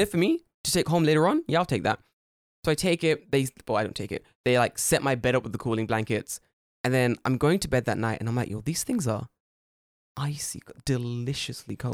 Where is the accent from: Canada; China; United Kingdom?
United Kingdom; now in Japan; I'm British.